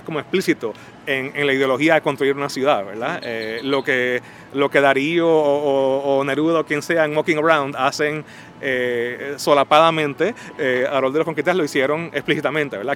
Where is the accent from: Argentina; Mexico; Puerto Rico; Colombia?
Puerto Rico; San Juan; now in New York, United States; poeta puertorriqueño, nacido y criado en San Juan, pero radicado en Nueva York